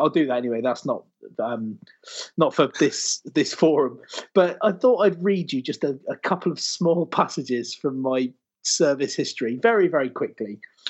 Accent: Bolton, North West England, United Kingdom; But I'm from Bolton.

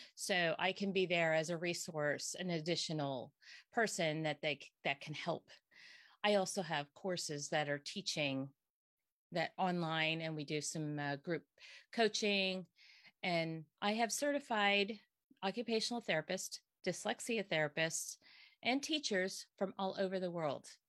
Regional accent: Bern Township, Pennsylvania, United States; also born or lived in Hamburg, Pennsylvania; born and bred here

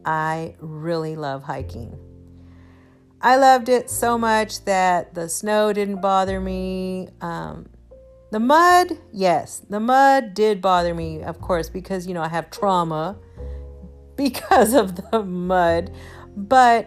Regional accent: Houston, Texas, United States; I am from Houston and everything here is flat

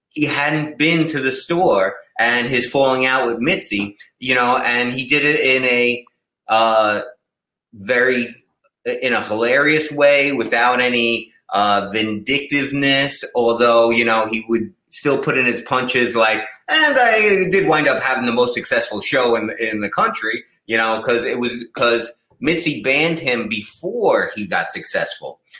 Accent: Massapequa, New York, United States; moved away as an adult; now in California, United States; As a New Yorker, so, uh, Seinfeld is from my hometown, Massapequa.

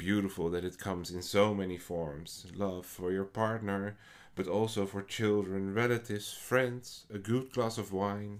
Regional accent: Netherlands; English is a second language; I personally mostly write poetry in what is not my first language. I am Dutch

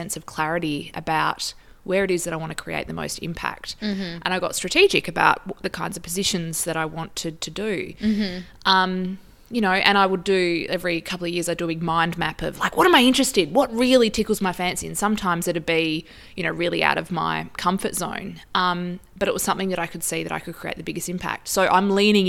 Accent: Wongan Hills, Western Australia, Australia; also born or lived in Papua New Guinea; So I grew up in Wongan Hills and did my primary school education there.

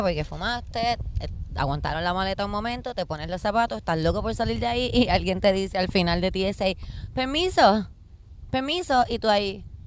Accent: Puerto Rico; yo soy una jíbara de Puerto Rico

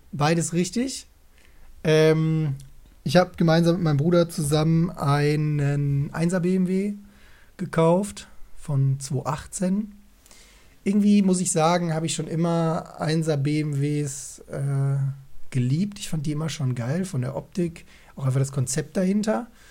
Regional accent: Essen, North Rhine-Westphalia, Germany; moved away

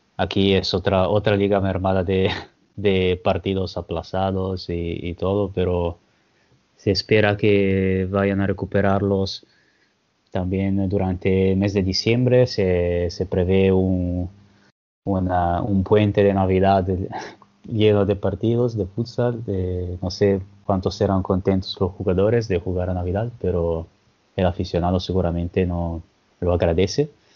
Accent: Genoa, Liguria, Italy; Spanish is a second language; yo soy de Génova

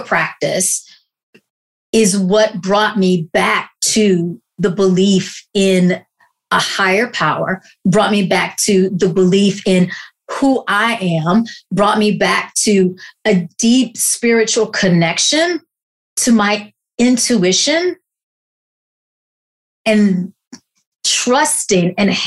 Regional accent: the South, United States; I grew up in the Baptist church in the South.

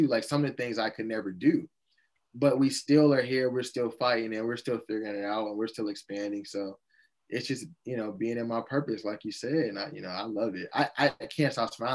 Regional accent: Chicago, Illinois, United States; I went to a public school in the South Side of Chicago

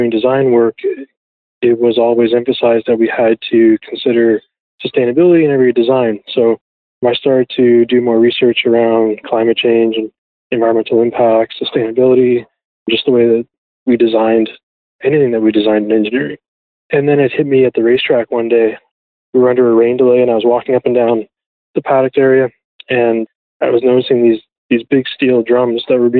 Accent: Ajax, Ontario, Canada; I grew up in Ajax, Ontario

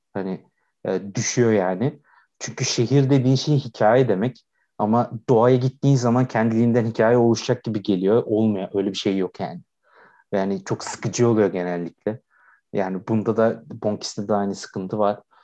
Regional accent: Aydın, Turkey; biz hepimiz Egeliyiz

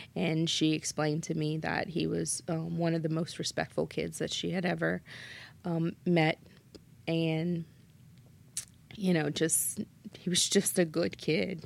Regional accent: Schriever, Louisiana, United States; I'm originally from Shriver.

